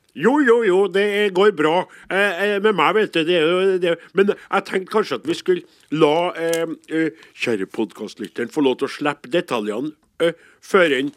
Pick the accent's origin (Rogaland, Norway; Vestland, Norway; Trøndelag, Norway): Trøndelag, Norway; Namdalen; jeg er fra Namdalslandet i Nord-Trøndelag